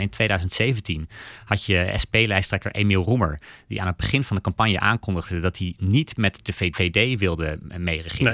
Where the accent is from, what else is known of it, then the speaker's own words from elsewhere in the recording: Denmark; now in Netherlands; ik kom zelf uit Denemarken